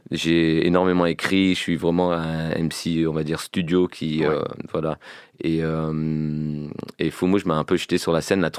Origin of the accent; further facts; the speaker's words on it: Tours, Centre-Val de Loire, France; moi je viens de Tours et Ezekiel vient de Tours, Fumouge aussi.